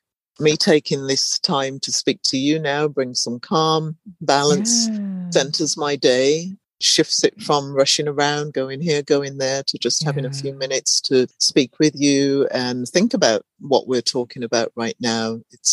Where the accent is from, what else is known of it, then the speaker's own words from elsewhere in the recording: England, United Kingdom; And I've lived in different places, born and raised in England.